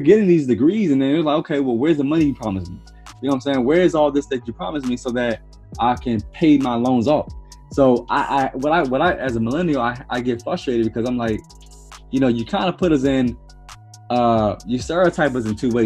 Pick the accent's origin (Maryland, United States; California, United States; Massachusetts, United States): Maryland, United States; I'm first generation from Maryland. You know, er, my, mm. my parents from you know down south